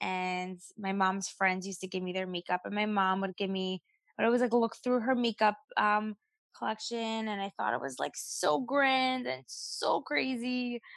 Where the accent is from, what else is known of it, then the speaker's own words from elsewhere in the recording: New York City, New York, United States; also born or lived in Five Towns, New York / Israel; I grew up in Brooklyn, and at the age of 14, I moved to the Five Towns